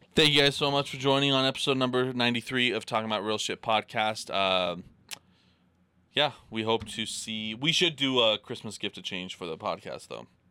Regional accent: Idaho, United States; I'm from Idaho

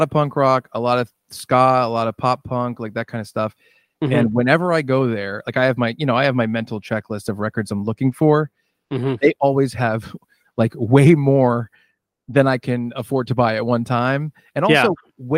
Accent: Warren, Rhode Island, United States; moved away as an adult; now in New York, United States; I grew up in Warren and I own a house in Warren.

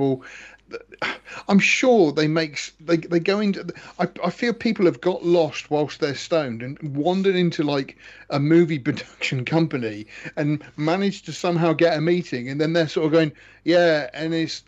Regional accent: United Kingdom; I'm British

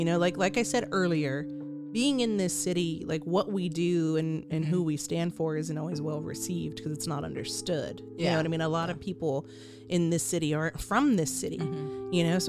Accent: Austin, Texas, United States; we were born here.

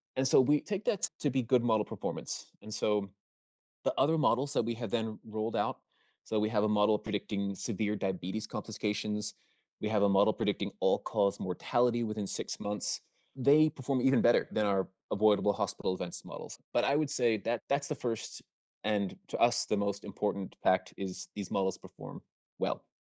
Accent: Maryland, United States; I'm from Maryland

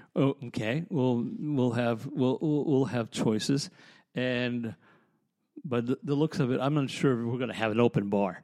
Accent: Chicago, Illinois, United States; also born or lived in Lancaster, Pennsylvania; now in Lititz, United States; I'm from Chicago

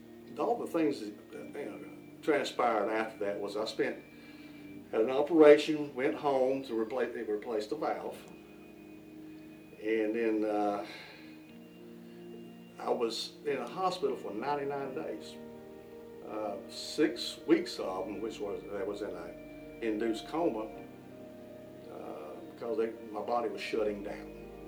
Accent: Norway; Oh, growing up in Norway, my dream was to be a teacher and coach at South Stanley.

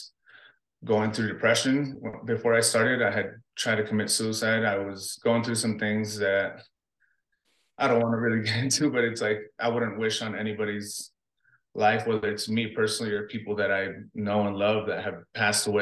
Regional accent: Los Angeles, California, United States; also born or lived in Buena Park, California / Guatemala (ancestry); I grew up in South Central LA to Buena Park, California.

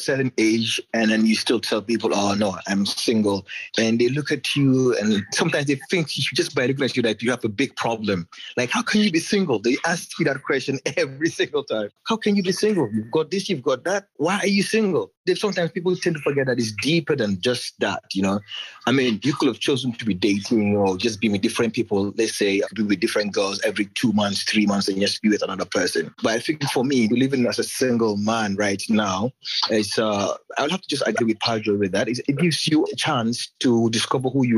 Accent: Gambia; I am from the Gambia

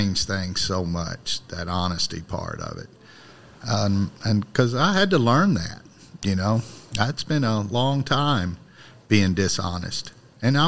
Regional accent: Ballard County, Kentucky, United States; Ballard County, Kentucky, in the river bottom

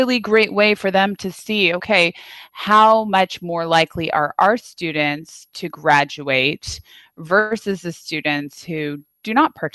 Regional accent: Napa, California, United States; I grew up in Napa where it's not. Wasn't a fancy town when I grew up there

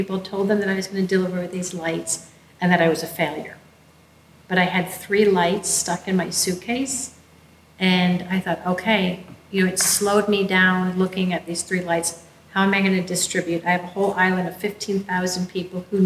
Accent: Chicago, Illinois, United States; born and raised in Chicago

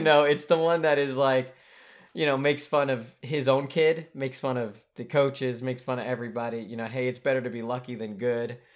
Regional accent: United States; we're American

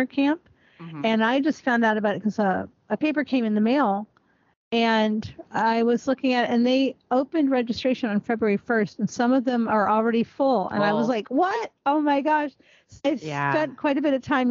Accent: Ohio, United States; moved away; When I grew up in Ohio

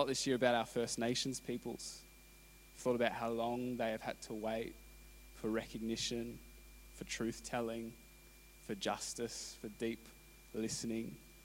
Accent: Canberra, Australian Capital Territory, Australia; moved away; I grew up in Canberra

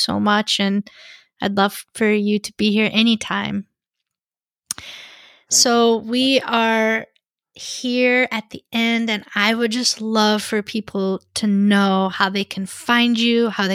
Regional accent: United States; being white, being American, speaking English

